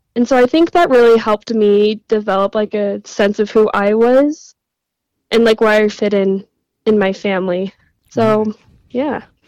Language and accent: English; Utah, United States; I was born and raised in Utah